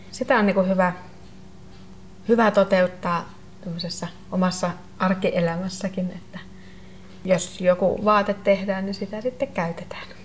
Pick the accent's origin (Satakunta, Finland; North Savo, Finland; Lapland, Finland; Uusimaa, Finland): Lapland, Finland; Ja koska molemmat olemme saamelaisia, niin ei, ei siinä mulla kyllä ollut edes sitten miettimistä